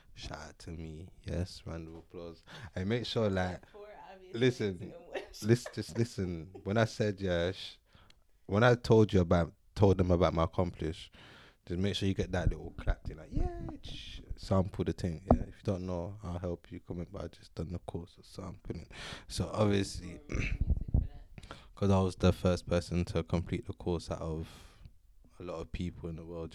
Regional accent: London, United Kingdom; I was born and bred in North, in North London, and that's where I've been all my life.

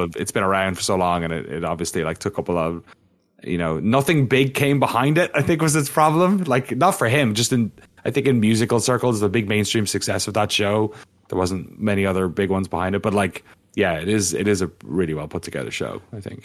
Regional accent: Waterford, Munster, Ireland; moved away; I'm from Waterford in the southeast, which is the original V-, Viking settlement in Ireland.

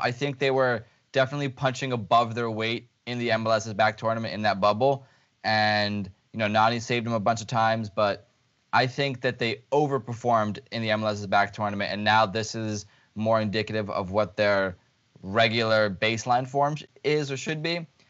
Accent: Lviv, Lviv Oblast, Ukraine; moved away; my hometown club

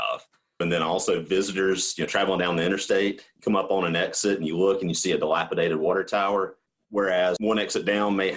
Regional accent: the South, United States; accent: southern; I thought it was just me and my southern accent. And, you know, sometimes we struggle with enunciation down here

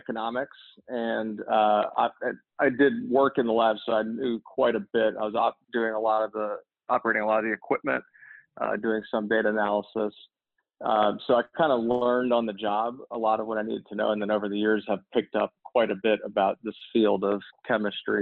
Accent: New Orleans, Louisiana, United States; I grew up here in New Orleans

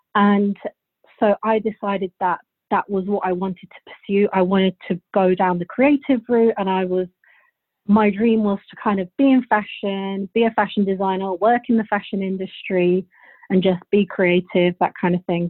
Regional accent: Bulgaria; now in United Kingdom; I'm actually from Bulgaria. I was born there, and my whole family's from there. So my whole childhood I spent in Bulgaria, and then we moved to England.

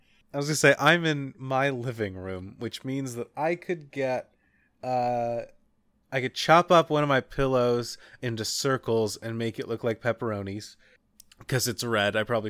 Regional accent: Kentucky, United States; Growing up in Kentucky, we did a school play once that was called How Y'all Like It.

